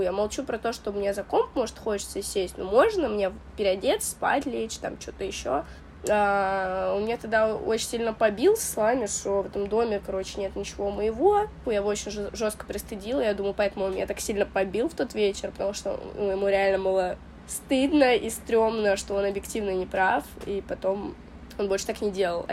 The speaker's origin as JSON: {"language": "Russian", "country": "Russia", "tie": "born or raised there", "said": "Мы армянская семья, которая переехала в Россию. Я вот родилась э, уже в России"}